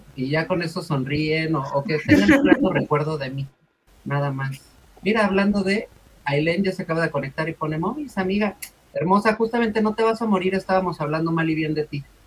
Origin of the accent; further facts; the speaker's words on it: Mexico; no soy argentina, soy mexicana